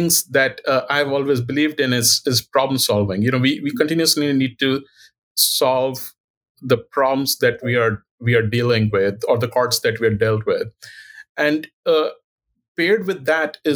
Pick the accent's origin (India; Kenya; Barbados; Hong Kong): India; moved away as an adult; now in Cleveland, United States; I was born in India and I did my medical school training in India. And then subsequently, I came here in 2001.